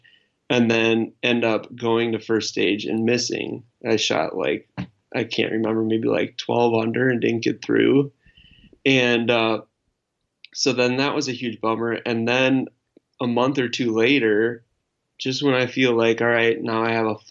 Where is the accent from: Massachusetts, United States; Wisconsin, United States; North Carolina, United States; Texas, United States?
Wisconsin, United States; when I was growing up in Wisconsin